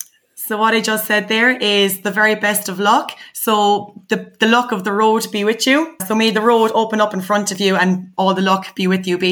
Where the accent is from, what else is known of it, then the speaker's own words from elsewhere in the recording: Ireland; our culture here in Ireland